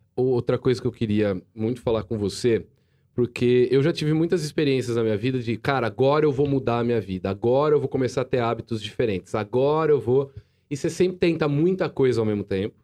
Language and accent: Portuguese; Jaú, São Paulo, Brazil